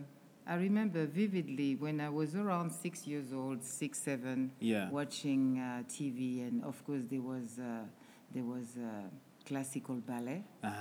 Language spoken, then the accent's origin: English; Guadeloupe; also born or lived in Paris, France; now in Zimbabwe; Because I'm from Caruquera, which is Guadeloupe in the French Caribbean.